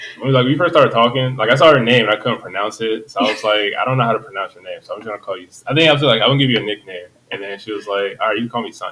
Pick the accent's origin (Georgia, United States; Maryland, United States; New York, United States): Maryland, United States; Columbia; now in Baltimore, United States; I'm from Baltimore. Well, not from Baltimore. I'm from Columbia, but I live out in Baltimore now. So I work in Towson. And I live like in the heart of like Fed Hill